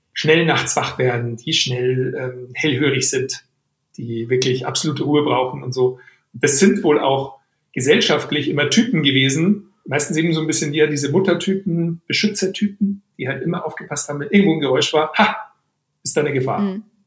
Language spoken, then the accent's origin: German; Weilheim, Bavaria, Germany; aus Weilheim, aus meiner Heimatstadt